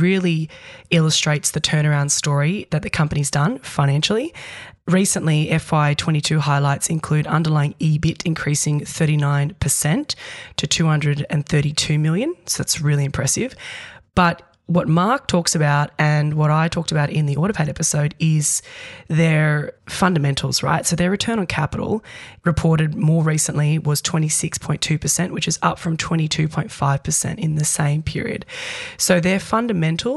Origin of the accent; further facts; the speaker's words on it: New Zealand; now in Australia; I'm a Kiwi born and bred there.